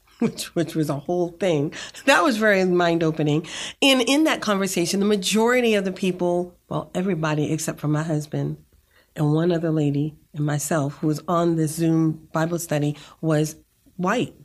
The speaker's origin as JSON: {"language": "English", "town": "Boston", "region": "Massachusetts", "country": "United States", "tie": "born or raised there", "moved": "as an adult", "lives_now": "Rio Grande Valley, Texas, United States", "said": "I'm from Boston, Massachusetts, and I was bused to an all-white school"}